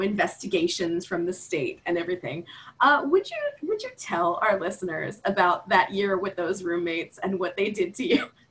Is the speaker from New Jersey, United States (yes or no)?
yes; Phillipsburg, New Jersey, United States; I'm from Phillipsburg.